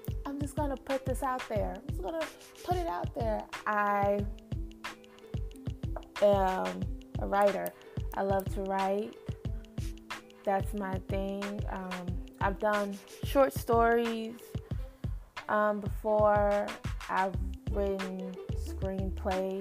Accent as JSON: {"language": "English", "town": "Lubbock", "region": "Texas", "country": "United States", "tie": "born or raised there", "also_born_or_lived": "Midland, Texas", "lives_now": "Dallas, United States", "said": "I am from West Texas"}